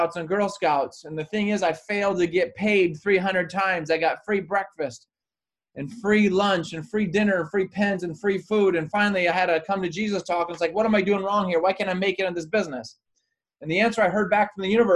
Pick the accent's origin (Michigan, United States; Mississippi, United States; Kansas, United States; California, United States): Michigan, United States; moved away as an adult; now in Maui, United States; I was born and raised in Michigan and grew up skiing and sledding and playing hockey and all